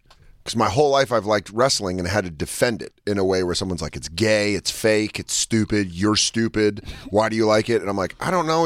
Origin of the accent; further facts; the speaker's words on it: Colorado, United States; moved away; we grew up in Colorado